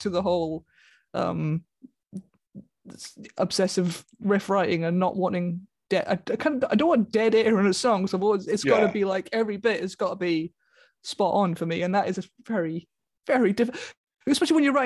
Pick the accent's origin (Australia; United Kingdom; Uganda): United Kingdom; Taff's Well, Wales; now in Brighton, United Kingdom; I grew up in Tapswell, which is a village at the foot of the Garth Mountain